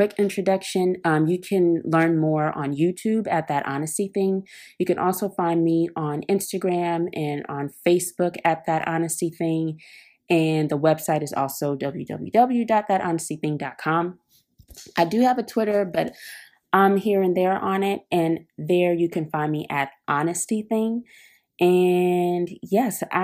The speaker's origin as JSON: {"language": "English", "town": "Oakland", "region": "California", "country": "United States", "moved": "yes", "lives_now": "Brooklyn, United States", "said": "I'm from Oakland, California. I am currently living in Brooklyn, New York"}